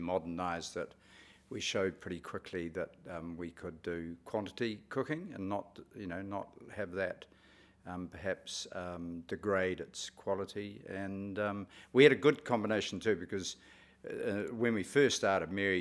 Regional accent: Hawke's Bay, New Zealand; moved away; also born or lived in Wellington; I was born in Hawke's Bay, and my parents were farmers, and I moved away from the area for quite some time

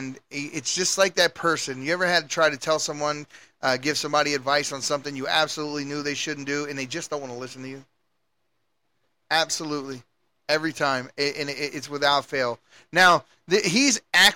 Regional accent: Baltimore, Maryland, United States; moved away; I'm from Baltimore, and you can go back to my neighborhood today

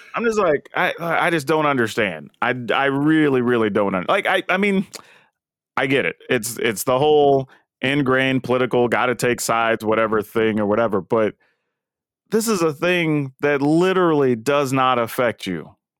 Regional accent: the South, United States; I'm black and I grew up in the South

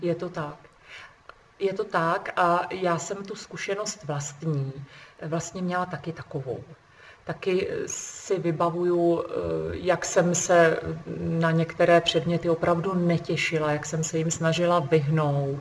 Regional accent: Trmice, Ústí nad Labem Region, Czechia; jsem z Trmic a, eh, v nedalekém Ústí nad Labem je univerzita

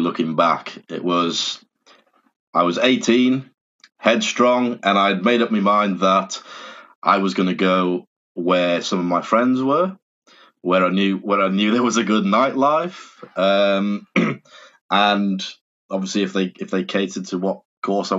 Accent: North Wales, United Kingdom; also born or lived in Leeds; I'm from North Wales

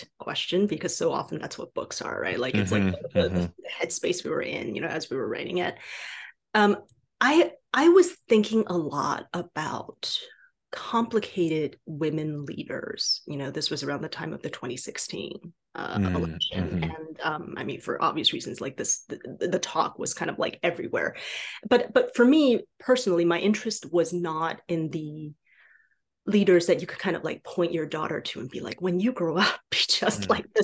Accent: Taiwan; first language Mandarin; English is a second language; moved away; I was born and raised in Taiwan. So I spoke Chinese, right? Specifically, I spoke Mandarin before I spoke anything else.

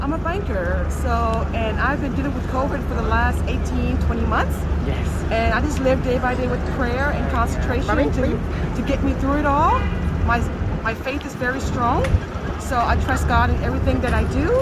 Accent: New York City, New York, United States; I am here in my hometown of New York City

